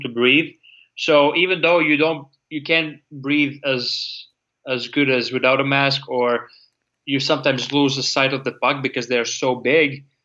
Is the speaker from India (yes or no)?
no; Latvia; English is a second language; moved away as an adult; now in United States; even though I'm from Latvia, living in America